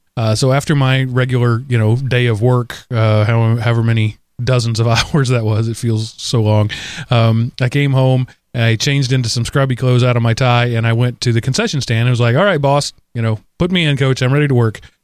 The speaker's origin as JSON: {"language": "English", "country": "United States", "said": "as an American citizen"}